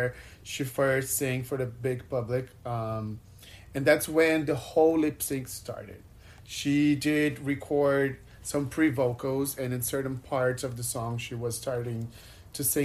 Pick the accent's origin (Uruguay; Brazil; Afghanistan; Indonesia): Brazil; Prudentópolis, Paraná; also born or lived in Ponta Grossa; I'm from Prudentópolis, which is a really small town